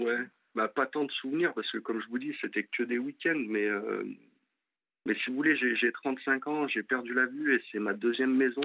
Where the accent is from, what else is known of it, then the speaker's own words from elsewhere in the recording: Lyon, Auvergne-Rhône-Alpes, France; moved away as an adult; now in Angers, France; à la base moi je suis de Lyon et je suis monté pour euh, pour mon ex sur Angers